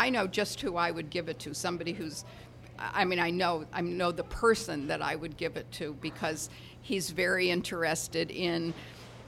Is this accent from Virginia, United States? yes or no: no; Detroit, Michigan, United States; Detroit, my hometown